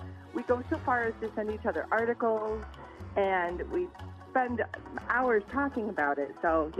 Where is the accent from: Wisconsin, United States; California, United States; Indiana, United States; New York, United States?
Indiana, United States; we're from Indiana.